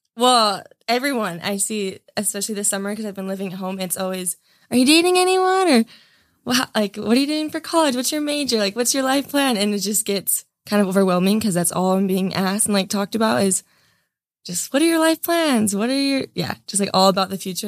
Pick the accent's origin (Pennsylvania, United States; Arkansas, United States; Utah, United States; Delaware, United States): Utah, United States; Gunnison; growing up in Utah